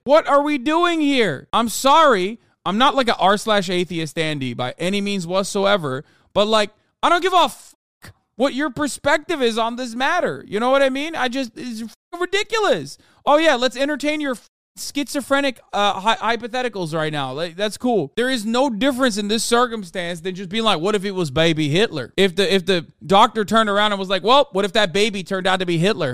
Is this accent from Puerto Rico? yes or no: no; Turkey; moved away; when I was growing up in Turkey